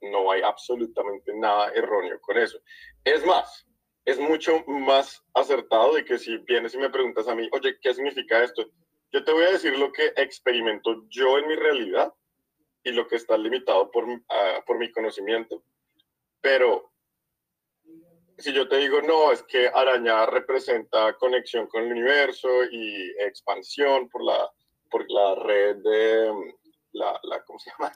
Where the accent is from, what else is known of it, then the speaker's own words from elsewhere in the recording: Colombia; nosotros dos somos colombianos